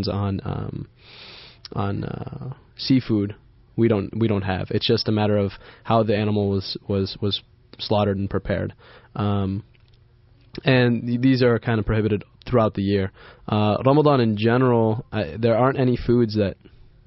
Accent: Egypt; I'm Egyptian

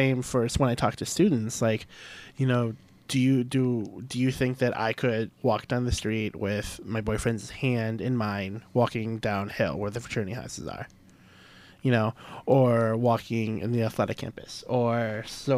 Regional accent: St. Louis, Missouri, United States; moved away; my hometown, St. Louis, was rated, like, the most dangerous city in the nation

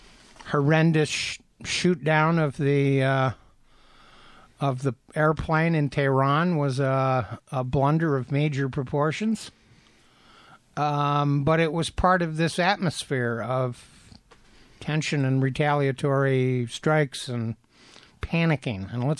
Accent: Athens County, Ohio, United States; now in Ann Arbor, United States; somebody that grew up in Athens County, which is where Ohio University is.

